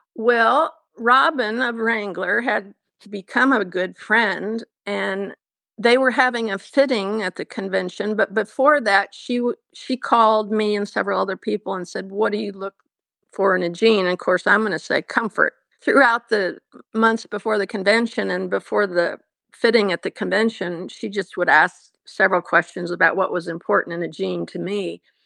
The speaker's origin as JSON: {"language": "English", "town": "Heppner", "region": "Oregon", "country": "United States", "tie": "born or raised there", "also_born_or_lived": "The Dalles, Oregon", "said": "I lived in Hepner, Oregon. Uh, my grandfather and grandmother ranched there, and, uh, my sister Judy and I spent a, a lot of time with Grandma and Grandpa throughout our young lives."}